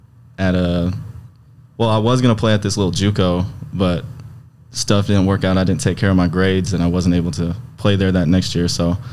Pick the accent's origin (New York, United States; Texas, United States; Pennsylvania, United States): Texas, United States; Dallas–Fort Worth; Kind of in DFW.